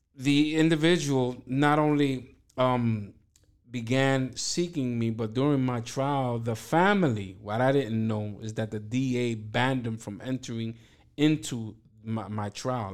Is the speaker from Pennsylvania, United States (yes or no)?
no; New York City, New York, United States; born and raised in East New York, first generation American from Dominican parents